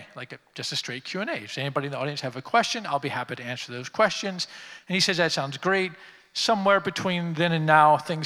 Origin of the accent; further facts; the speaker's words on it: Washington, District of Columbia, United States; I grew up here in Washington. I lived here my entire life